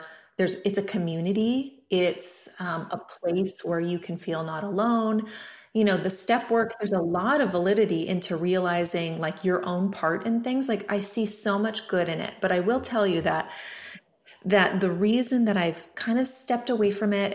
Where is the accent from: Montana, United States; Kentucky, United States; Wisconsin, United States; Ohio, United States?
Montana, United States; also born or lived in California; now in Oregon, United States; I grew up in Montana